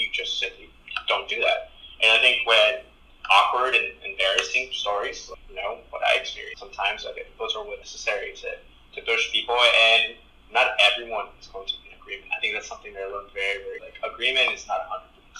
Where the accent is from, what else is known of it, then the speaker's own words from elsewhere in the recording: Texas, United States; first language Spanish; English is a second language; also born or lived in Mexico; Mexican-American immigrant who is a gay man. And I think growing up in Texas